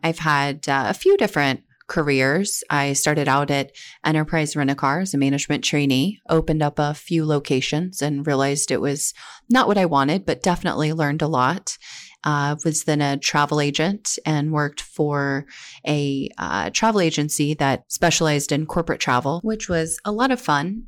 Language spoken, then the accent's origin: English; Oklahoma, United States; moved away as an adult; now in Central Ohio, United States; I was born and raised in Oklahoma